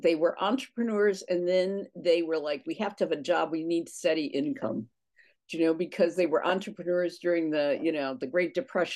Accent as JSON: {"language": "English", "area": "near Drexel Hill", "region": "Pennsylvania", "country": "United States", "tie": "born or raised there", "said": "I grew up closer to Drexel Hill, and a suburban girl"}